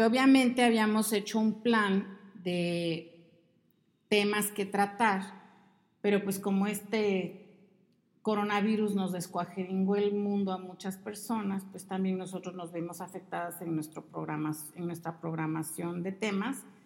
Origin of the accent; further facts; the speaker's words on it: Mexico City, Mexico; moved away as an adult; also born or lived in Veracruz / Monterrey; Y nos fuimos a vivir a la Ciudad de México, ahí crecí